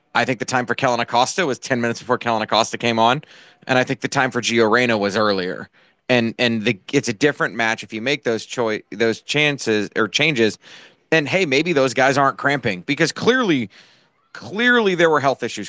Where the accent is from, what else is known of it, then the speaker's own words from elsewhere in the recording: United States; As an American